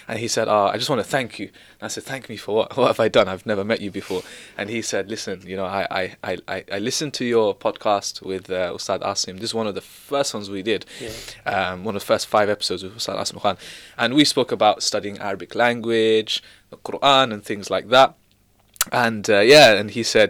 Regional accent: London, United Kingdom; I'm from London

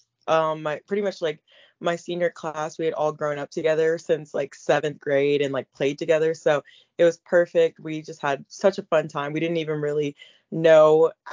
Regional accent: Alabama, United States; moved away as an adult; now in Gainesville, United States; I grew up in Alabama

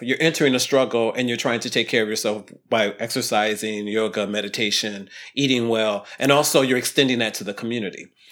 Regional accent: Ohio, United States; I grew up in Ohio, totally in Ohio

